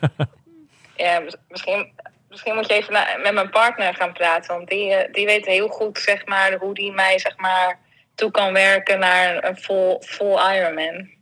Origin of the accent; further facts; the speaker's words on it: Netherlands; moved away; ik ben een Hollander